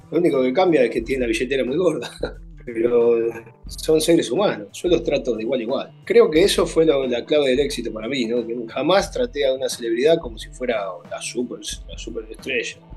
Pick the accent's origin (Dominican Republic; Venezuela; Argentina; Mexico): Argentina; O sea, soy argentino y ningún futbolista argentino se ha solidarizado conmigo